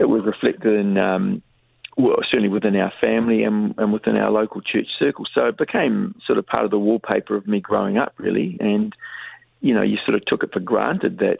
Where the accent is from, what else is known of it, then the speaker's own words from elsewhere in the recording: Dunedin, Otago, New Zealand; growing up in Dunedin in the 1950s and 60s